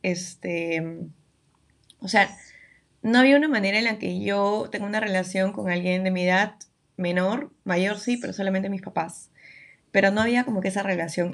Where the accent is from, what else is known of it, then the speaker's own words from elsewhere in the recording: Lima, Peru; yo vivo en Lima, yo soy de Lima, siempre he vivido acá